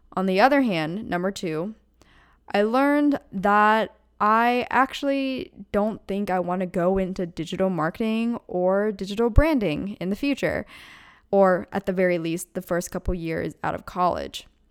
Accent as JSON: {"language": "English", "region": "Pennsylvania", "country": "United States", "tie": "born or raised there", "moved": "as an adult", "lives_now": "California, United States", "said": "I'm born and raised in Pennsylvania and my family still lives there"}